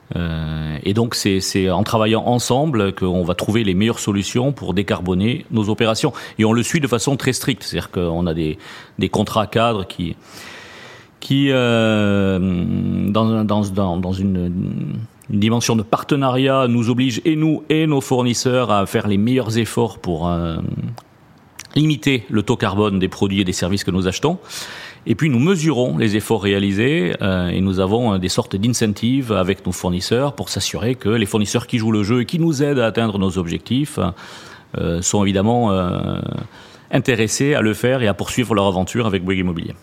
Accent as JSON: {"language": "French", "town": "Toulouse", "region": "Occitania", "country": "France", "tie": "born or raised there", "also_born_or_lived": "Paris", "moved": "yes", "said": "mon accent euh, me trahit souvent. Effectivement, je suis né en région toulousaine"}